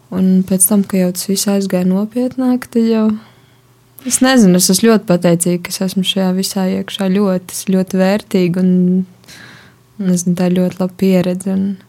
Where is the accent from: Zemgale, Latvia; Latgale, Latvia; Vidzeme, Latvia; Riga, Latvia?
Riga, Latvia; moved away as an adult; now in Daugavpils, Latvia; es neesmu no Daugopils, es esmu no Rīgas. Es līdz kaut kādam 21 gadam nodzīvoju Rīgā un tad atbraucu uz Daugopilu mācīties.